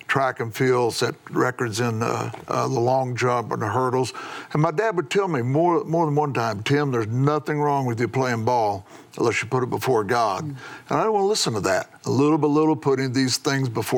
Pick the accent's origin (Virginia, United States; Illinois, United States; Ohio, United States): Illinois, United States; McLeansboro; my hometown, McLeansboro, Illinois